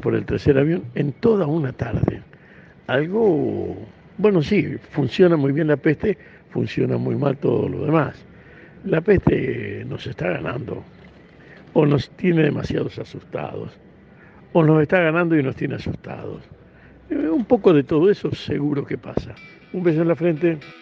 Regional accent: Santa Fe, Argentina; en la patria de donde vengo, La provincia de Santa Fe

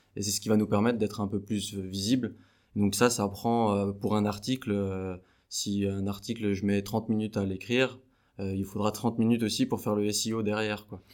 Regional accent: Besançon, Bourgogne-Franche-Comté, France; je suis de Besançon.

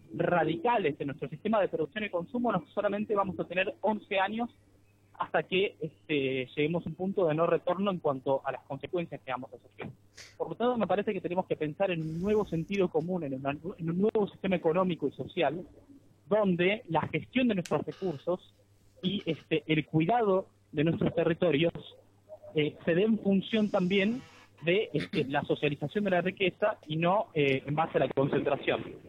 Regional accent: Argentina; al ser de Argentina, al insertarme en un marco latinoamericano de militancia

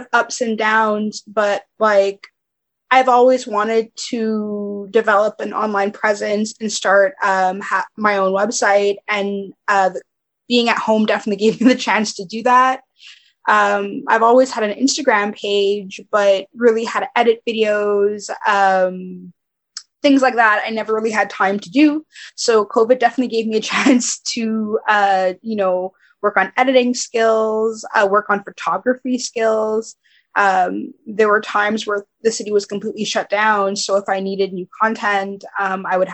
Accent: Montreal, Quebec, Canada; I'm from Montreal

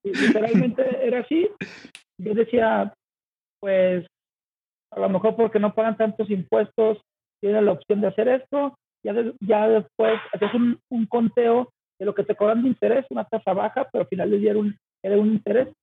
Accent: Guadalajara, Jalisco, Mexico; soy de Guadalajara, Jalisco

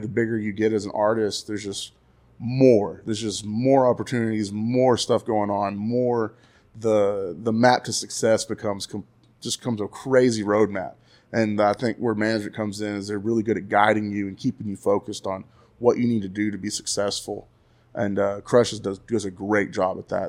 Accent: Graham, Texas, United States; now in Stephenville, United States; growing up in Graham was cool.

